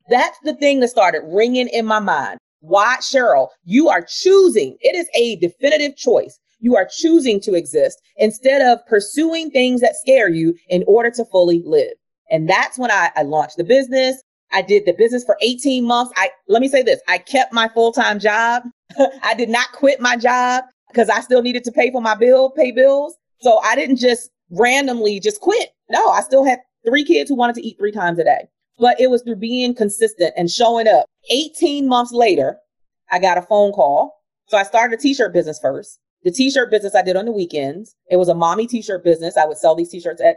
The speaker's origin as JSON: {"language": "English", "town": "Baltimore", "region": "Maryland", "country": "United States", "tie": "born or raised there", "said": "Born and raised in Baltimore. I had never been outside the confines of Baltimore, Maryland, because I grew up in poverty"}